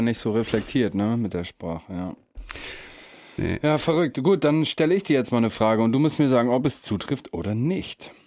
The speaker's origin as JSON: {"language": "German", "area": "Emsland", "region": "Lower Saxony", "country": "Germany", "tie": "born or raised there", "moved": "yes", "said": "im Emsland, wo ich herkomme, ganz bekannt das Moormuseum"}